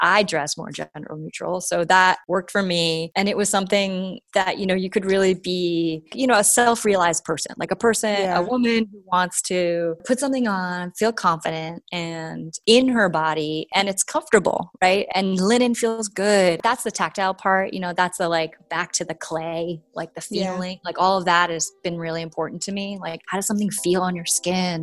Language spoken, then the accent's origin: English; New York, United States; now in California, United States; I grew up in New York